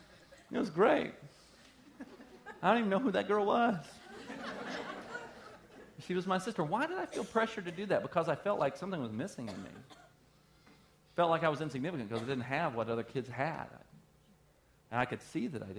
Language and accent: English; the South, United States; I'm from the South